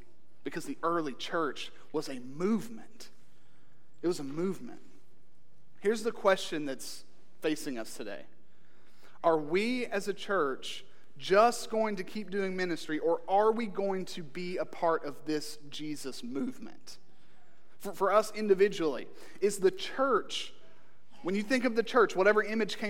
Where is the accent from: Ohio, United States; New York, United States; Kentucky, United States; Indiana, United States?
Kentucky, United States; Eastern; I'm from Eastern Kentucky